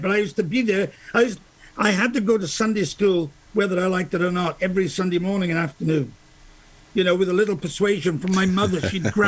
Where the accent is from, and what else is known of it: Brynmawr, Wales, United Kingdom; born or raised there